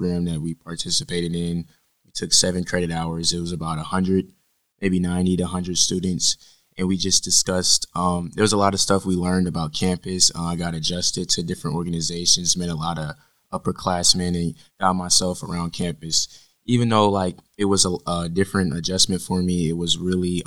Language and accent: English; Fayetteville, North Carolina, United States; moved away as an adult; now in Charlotte, United States; I'm from Fayetteville, North Carolina